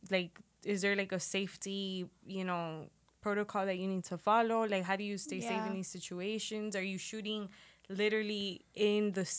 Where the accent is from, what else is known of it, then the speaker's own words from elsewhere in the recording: Miami, Florida, United States; moved away; I'm sending love to my city because that shit has been hard to watch. And I'm far away from Miami